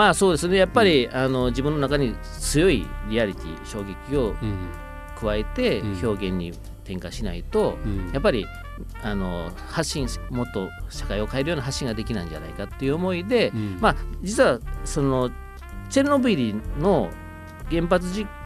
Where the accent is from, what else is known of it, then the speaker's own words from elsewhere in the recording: Osaka, Japan; 実は僕はね大阪出身